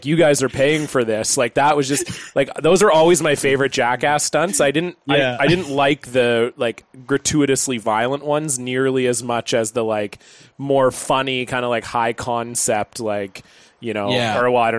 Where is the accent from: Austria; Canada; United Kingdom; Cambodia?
Canada; we're like Canadian.